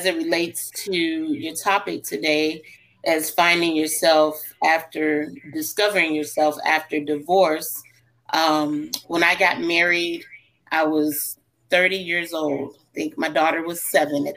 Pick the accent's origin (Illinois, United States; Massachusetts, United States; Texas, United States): Illinois, United States; I am originally from Illinois